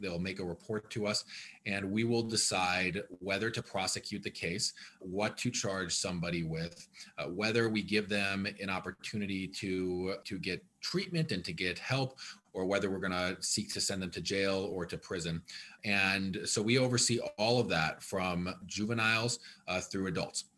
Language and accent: English; Ann Arbor, Michigan, United States; also born or lived in Washington, D.C. / Detroit; I grew up here as a kid, um, I was born and raised here